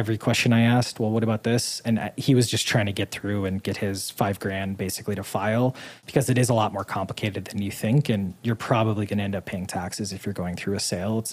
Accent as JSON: {"language": "English", "region": "Midwest", "country": "United States", "tie": "born or raised there", "also_born_or_lived": "Boston / Utah", "moved": "as an adult", "lives_now": "Puerto Rico", "said": "Being a Midwesterner who grew up poor"}